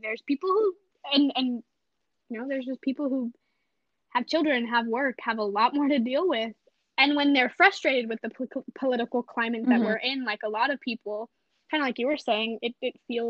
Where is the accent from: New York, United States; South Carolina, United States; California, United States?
California, United States; we grew up in California